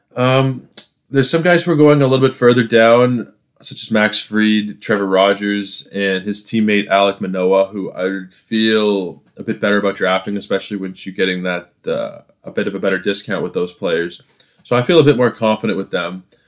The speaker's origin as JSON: {"language": "English", "town": "Toronto", "region": "Ontario", "country": "Canada", "said": "I am from Toronto"}